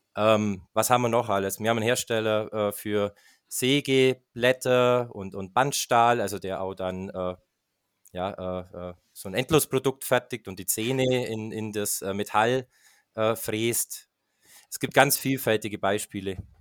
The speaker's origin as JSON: {"language": "German", "country": "Germany", "tie": "born or raised there", "said": "beim Energieversorger in meiner Heimatstadt Grumbach"}